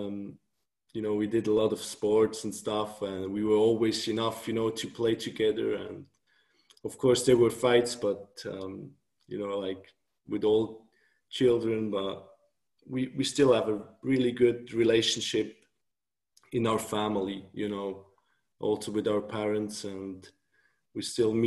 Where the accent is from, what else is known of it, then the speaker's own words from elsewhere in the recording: Thun, Bern, Switzerland; English is a second language; So I'm still living where I grew up in Thun. It's this close city in Switzerland, close to Bern